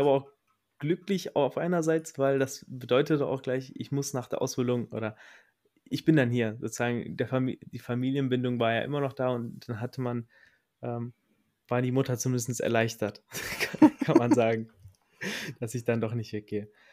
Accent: Recklinghausen, North Rhine-Westphalia, Germany; Ich komme aus dem Herzen des Ruhrpots, aus Recklinghausen

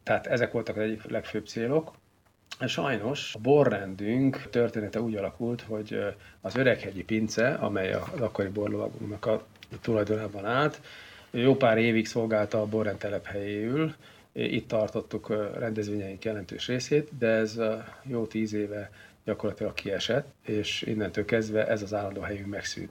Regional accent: Szeged, Csongrád-Csanád, Hungary; now in Székesfehérvár, Hungary; én nem vagyok tőzsikeres Fehérvár, én az Alföldről, Szegedről származom, ide csak a videótomban való munkásságom okán kerültem

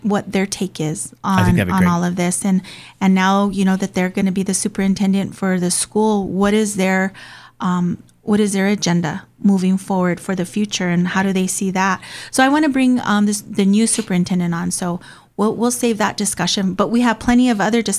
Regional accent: Hawaii, United States; now in New Mexico, United States; I grew up in Hawaii, but I'm not Filipino.

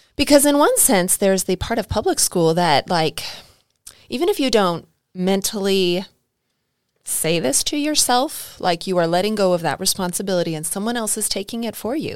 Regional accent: California, United States; now in Arkansas, United States; I grew up in California

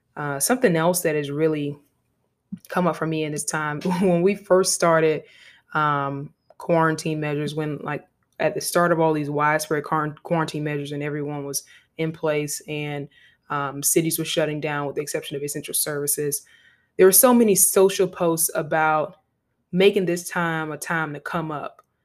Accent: Savannah, Georgia, United States; I'm from Savannah, Georgia

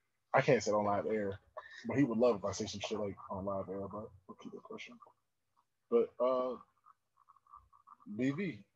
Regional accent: New York, United States; I'm from New York.

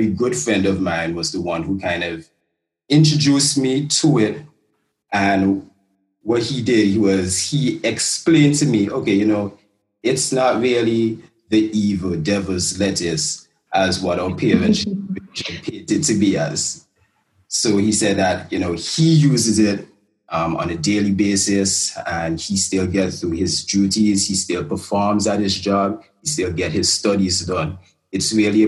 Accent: Antigua & Barbuda; growing up in Antigua

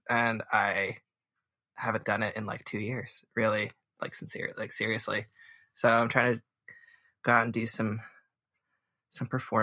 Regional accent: New Jersey, United States; I was raised in New Jersey.

